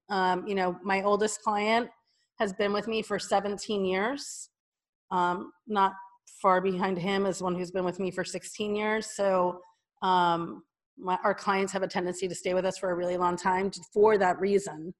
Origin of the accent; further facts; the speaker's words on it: New Jersey, United States; moved away as an adult; also born or lived in New York City; I'm a Jersey girl